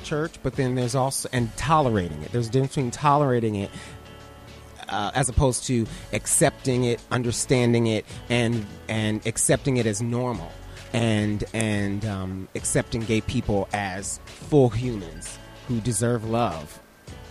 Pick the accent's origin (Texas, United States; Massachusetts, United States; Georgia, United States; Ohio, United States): Ohio, United States; Toledo; I'm from Toledo, Ohio